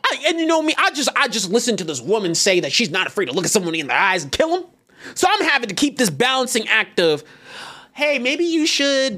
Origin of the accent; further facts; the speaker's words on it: Texas, United States; I'm born and raised Texas